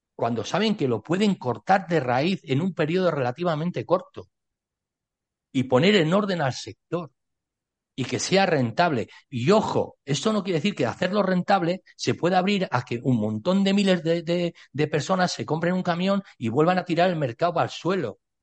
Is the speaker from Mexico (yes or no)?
no; Spain; Yo soy ciudadano español